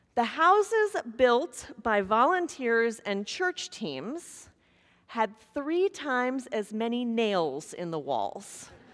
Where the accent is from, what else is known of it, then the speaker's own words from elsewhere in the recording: Kansas, United States; moved away; grew up in Kansas, and years ago, a tornado came through my hometown